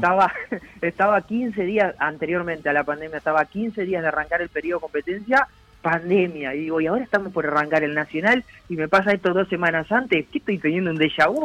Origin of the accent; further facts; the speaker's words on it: Uruguay; atleta uruguayo